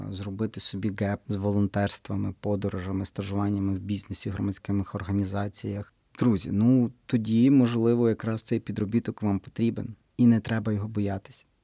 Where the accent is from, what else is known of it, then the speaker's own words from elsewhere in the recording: Western Ukraine, Ukraine; стільки у нас на Західній Україні так говорять. У нас ще говорять, так.